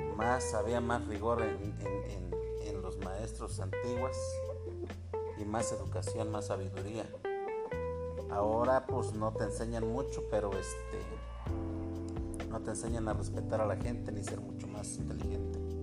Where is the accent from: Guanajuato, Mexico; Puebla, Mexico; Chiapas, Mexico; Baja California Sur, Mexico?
Puebla, Mexico; Xicotepec; Soy de Jicotepec